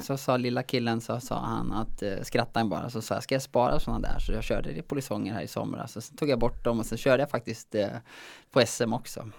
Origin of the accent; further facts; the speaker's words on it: Säter, Dalarna County, Sweden; Jag är ju från Säter i Dalarna